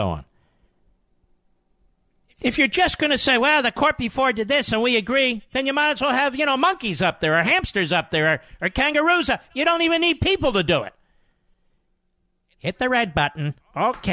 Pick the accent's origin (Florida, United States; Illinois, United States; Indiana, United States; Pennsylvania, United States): Pennsylvania, United States; Philadelphia; moved away; I want to say hello to my fellow Philadelphians